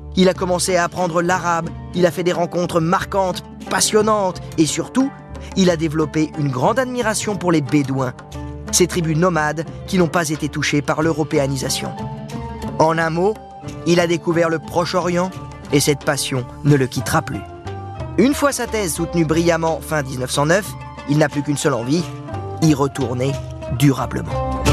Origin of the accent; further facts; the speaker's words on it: France; chez nous, à Dinard plus exactement.